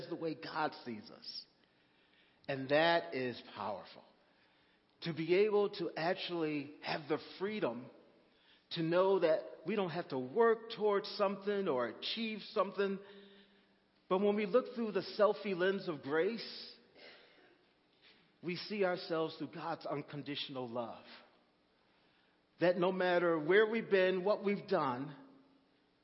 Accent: Texas, United States; I'm from Texas

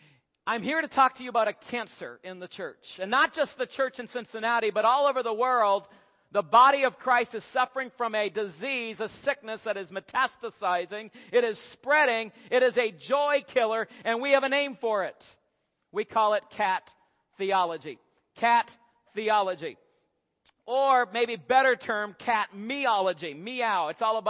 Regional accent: Ontario, Canada; also born or lived in Asia; now in Kentucky, United States; We live in Kentucky, but we'd rather be in Colorado climbing mountains. I'm originally from Ontario, Canada.

